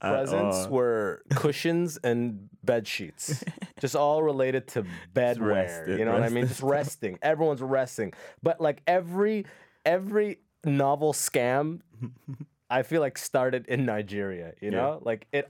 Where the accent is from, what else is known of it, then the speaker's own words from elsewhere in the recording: Sudan; Because like I go back, like I'm from Sudan